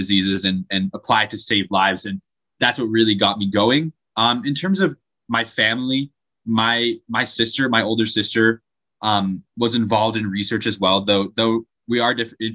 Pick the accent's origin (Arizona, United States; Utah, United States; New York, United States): Utah, United States; Draper; I'm from Draper, Utah, which is just like 20 minutes south of Salt Lake City